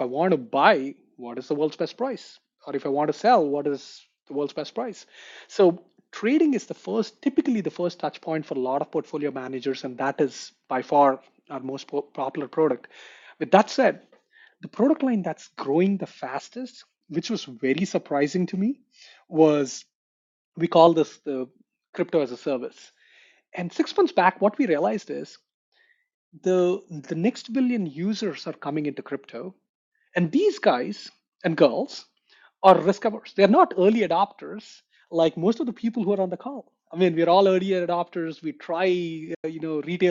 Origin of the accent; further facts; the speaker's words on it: India; moved away; I grew up in India, and I did my engineering from India as well